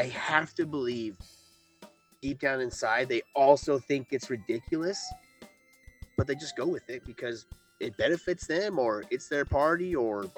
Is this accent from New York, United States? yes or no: no; Iowa, United States; moved away; I'm from Iowa, so if I, like, moved back to Iowa.